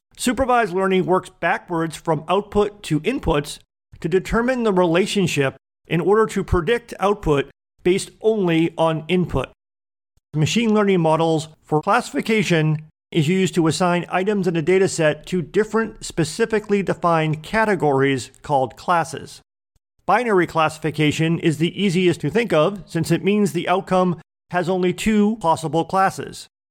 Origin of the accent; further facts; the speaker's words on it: Boston, Massachusetts, United States; I was born in Boston, Massachusetts, and raised as a fan of the Boston Red Sox